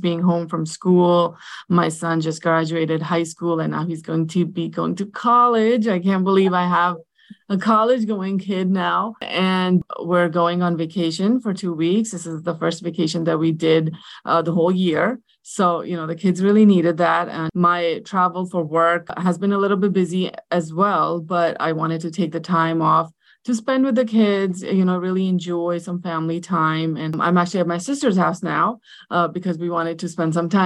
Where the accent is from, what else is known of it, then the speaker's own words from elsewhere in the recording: New Jersey, United States; I am from New Jersey, a Pakistani American